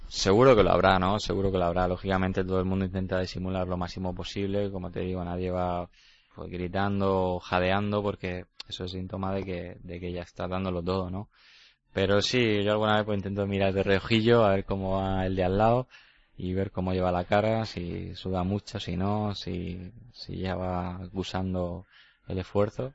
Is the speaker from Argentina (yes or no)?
no; Llano de Brujas, Region of Murcia, Spain; por Llano de Brujas, por mi pueblo